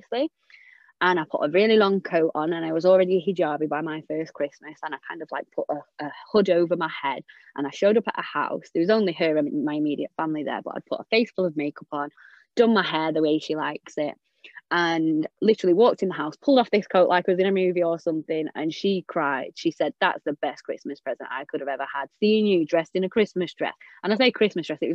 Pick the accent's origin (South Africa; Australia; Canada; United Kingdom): United Kingdom; England; I'm English